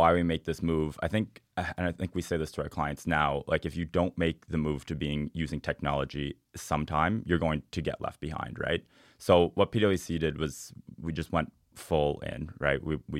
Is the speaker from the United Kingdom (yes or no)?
no; Cape Breton, Nova Scotia, Canada; I'm from Cape Breton, so I got to say the Highlands.